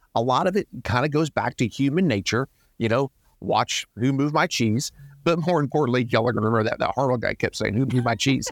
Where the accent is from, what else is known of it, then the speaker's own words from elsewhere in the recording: Georgia, United States; I'm from Georgia